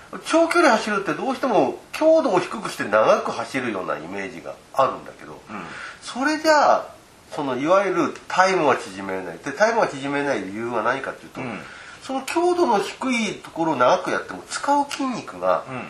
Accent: Asahikawa, Hokkaido, Japan; 私たちの地元の旭川

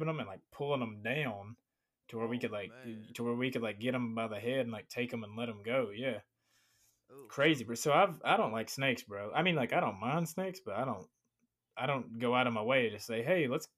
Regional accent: Virginia, United States; now in Florida, United States; I grew up in Virginia. I grew up like in, like, the Appalachian Mountains

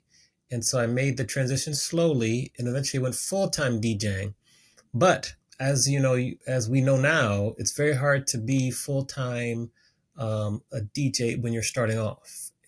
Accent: Washington, District of Columbia, United States; I grew up on the East Coast of the United States, so the Washington, D.C. area, went to Howard University.

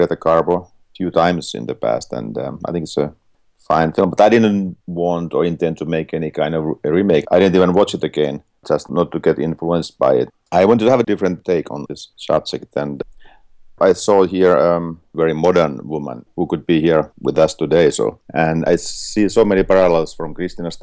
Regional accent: Finland; I'm from Finland

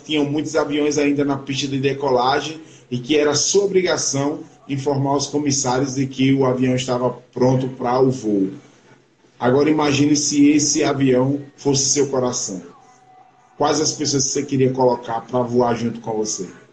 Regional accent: Brazil; eu sou Juquerense, Juquerense

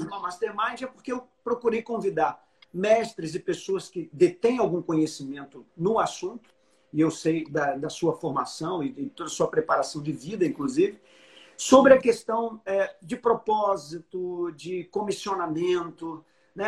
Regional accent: Brazil; eu sou do Brasil

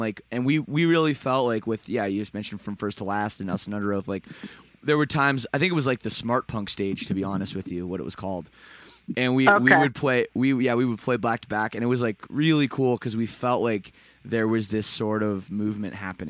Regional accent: Toronto, Ontario, Canada; I'm also from Toronto, so I'm not from Vegas or Phoenix.

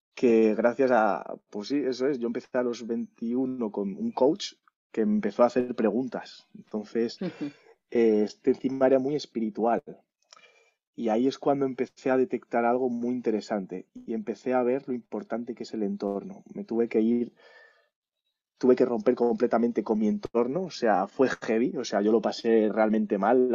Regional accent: Madrid, Community of Madrid, Spain; yo soy de Madrid, ¿no? Pero veraneaba en mi pueblo, que es Candeleda, en Ávila

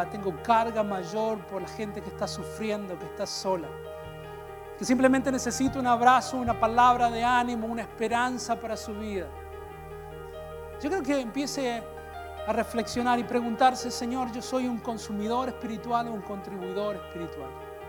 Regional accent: Peru; Yo vengo de Perú y en Perú las iglesias son más ungidas

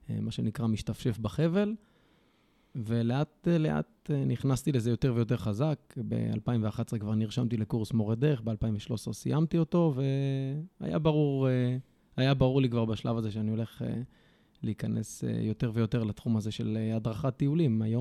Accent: Karkur, Haifa District, Israel; also born or lived in Beersheba / Bnei Atarot; now in Mageshimim, Israel; גדלתי בקרקור, התגלגלתי uh, בחיים uh, להרבה מקומות בארץ.

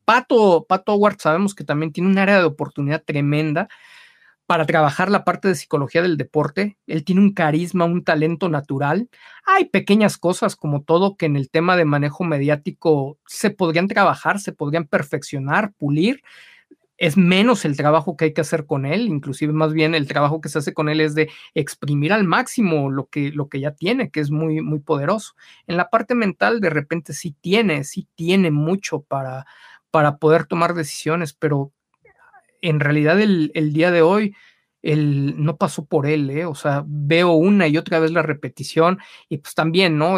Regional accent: Mexico

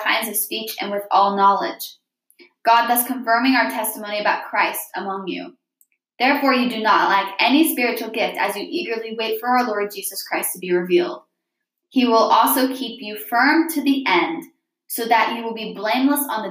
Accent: Midwest, United States; I'm from the Midwest

